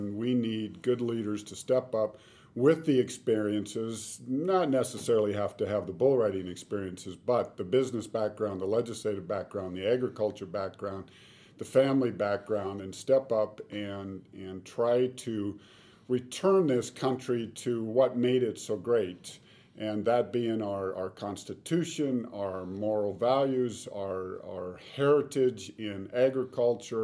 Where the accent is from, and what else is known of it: Montana, United States; born or raised there; also born or lived in Colorado